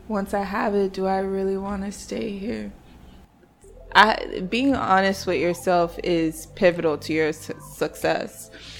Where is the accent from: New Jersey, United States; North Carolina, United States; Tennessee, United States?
North Carolina, United States; now in New York, United States; I am not a New York native. I moved here 4 years ago from North Carolina, but I'm actually Nigerian. I always feel the need to throw that in there because I do not claim North Carolina like that.